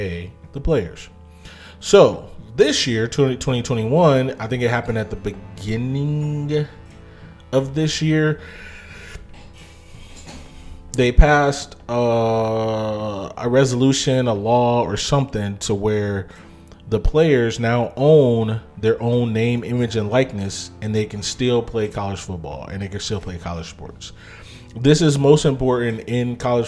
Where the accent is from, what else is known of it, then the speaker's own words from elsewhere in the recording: Ohio, United States; I'm from Ohio